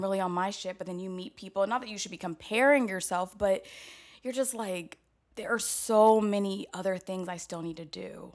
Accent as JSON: {"language": "English", "town": "Atlanta", "region": "Georgia", "country": "United States", "tie": "born or raised there", "also_born_or_lived": "Chicago", "moved": "yes", "lives_now": "New York City, United States", "said": "from Atlanta, both my parents are preachers"}